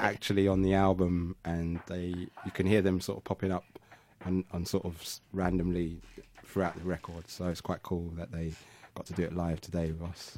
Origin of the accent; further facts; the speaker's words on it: London, United Kingdom; I'm from Southeast London. I want them to know I'm from Catford